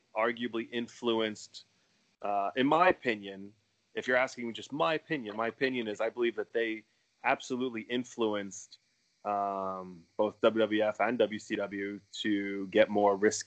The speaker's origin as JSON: {"language": "English", "town": "Philadelphia", "region": "Pennsylvania", "country": "United States", "tie": "born or raised there", "said": "growing up in Philly"}